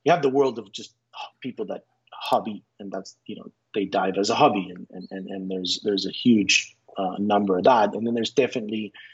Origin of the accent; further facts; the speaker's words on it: Israel; moved away as an adult; also born or lived in United States; now in Costa Rica; I was born in Israel. I grew up in the United States, and then went back to Israel for school, high school, military service